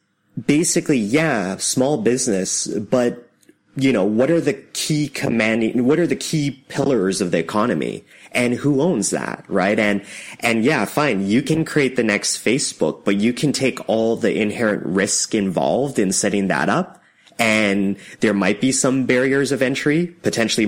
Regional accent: Canada; I'm a Canadian

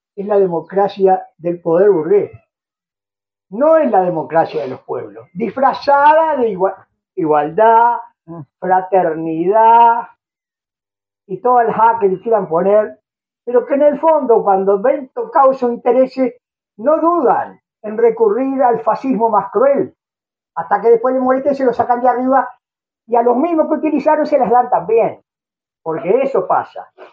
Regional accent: Uruguay; los uruguayos, siendo un país chiquito como este, nos teníamos que ir de este país

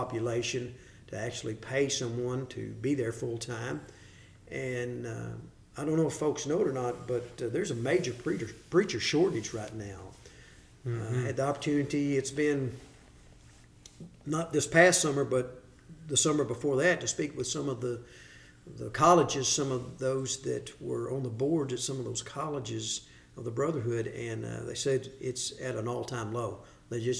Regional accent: Hopkinsville, Kentucky, United States; moved away as an adult; now in Cookeville, United States; I'm originally from Hopkinsville, Kentucky.

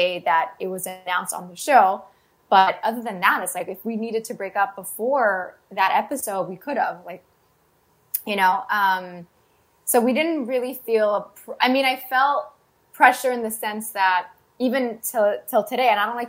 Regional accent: Canada

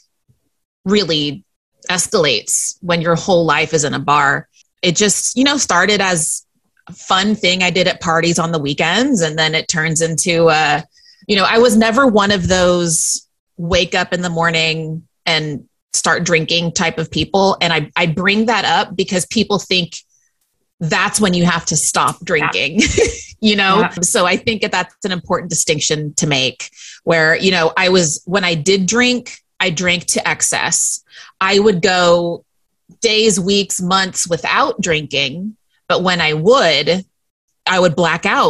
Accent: Central Texas, United States; moved away as an adult; also born or lived in Northern California; now in New York City, United States; I was born in Northern California and then moved to Central Texas when I was 8

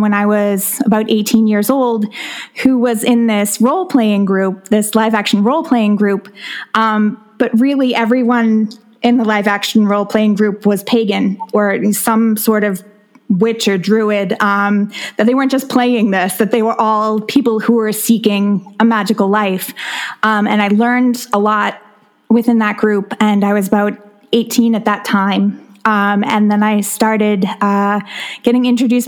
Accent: South Shore of Massachusetts, United States; I grew up on South Shore of Massachusetts

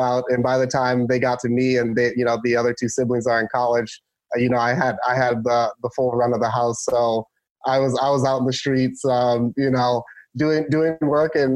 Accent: Pomfret, Maryland, United States; now in San Diego, United States; So originally, I'm from Maryland, and a little small town called Pomfret in Charles County. Grew up there

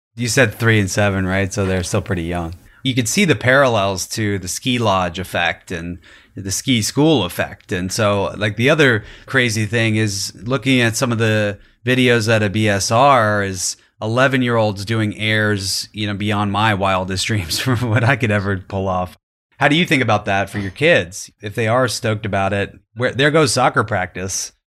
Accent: New York, United States; growing up in New York

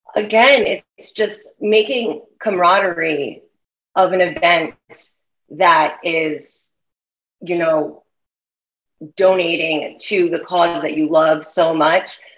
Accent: New York, United States; I'm growing up in New York

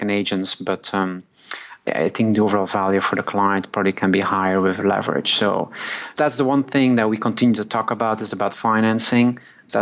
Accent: Belgium; moved away as an adult; also born or lived in New York, United States; now in Hong Kong; Originally from Belgium.

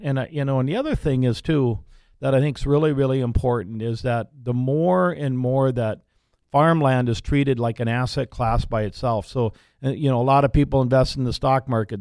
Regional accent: Larimore, North Dakota, United States; we, we were born and raised in the Laramore area on a farm up there

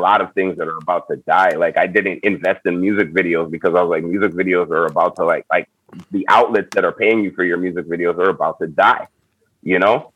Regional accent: Montreal, Quebec, Canada; I'm from Montreal, Canada.

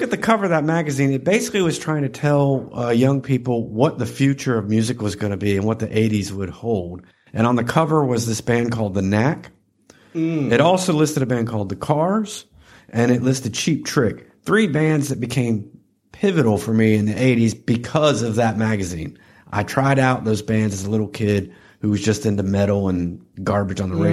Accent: Tennessee, United States; also born or lived in Florida; I had just moved to Tennessee 1 year prior

